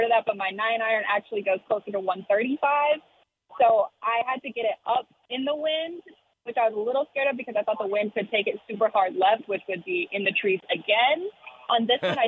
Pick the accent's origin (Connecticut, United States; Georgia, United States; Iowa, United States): Iowa, United States; moved away as an adult; now in Texas, United States; Growing up in Iowa, I did not like the winters up there